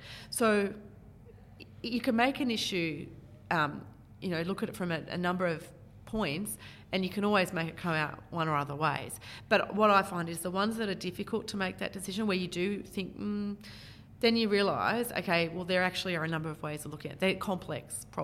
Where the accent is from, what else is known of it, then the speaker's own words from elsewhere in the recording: Canberra, Australian Capital Territory, Australia; now in Maitland, Australia; I was born in Canberra.